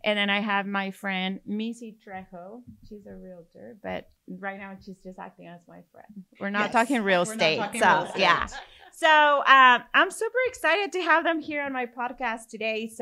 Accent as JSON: {"language": "English", "country": "Mexico", "second_language": "English", "moved": "yes", "lives_now": "Corpus Christi, United States", "said": "I have an accent. I'm from Mexico"}